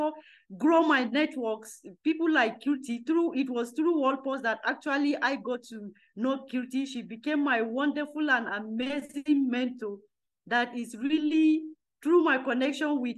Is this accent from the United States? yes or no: no; Nigeria; I am coming from Nigeria